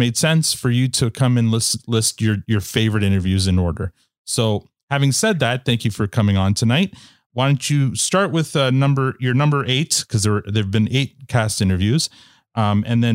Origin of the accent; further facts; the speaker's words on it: Canada; as a Canadian